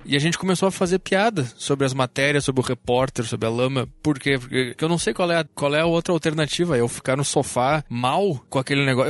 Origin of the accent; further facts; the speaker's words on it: Gaúcho, Rio Grande do Sul, Brazil; accent: gaúcho; é o meu sotaque de gaúcho